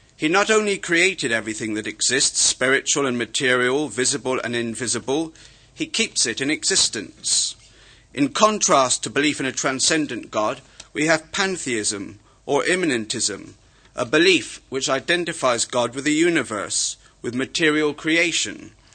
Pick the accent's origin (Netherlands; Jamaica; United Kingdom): United Kingdom; Somerset, South West England; accent: Somerset; also born or lived in Wales; my Somerset accent